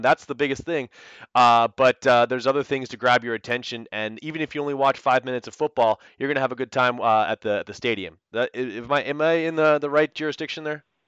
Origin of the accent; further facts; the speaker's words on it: Canada; I'm Canadian